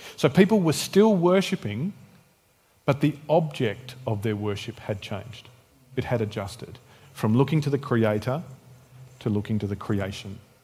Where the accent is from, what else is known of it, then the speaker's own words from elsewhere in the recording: Tasmania, Australia; moved away; also born or lived in Canberra; I was born in Tassie